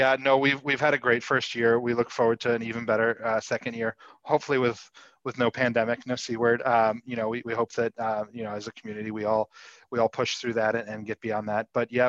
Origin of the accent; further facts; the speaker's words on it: Chicago, United States; also born or lived in Atlanta; you know, I'm from Chicago and Atlanta originally, and I haven't done half the things that, you know, you yourself would do, Niamh.